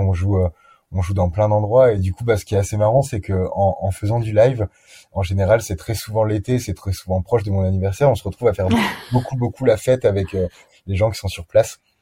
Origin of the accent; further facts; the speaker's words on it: France; en tant que Français touriste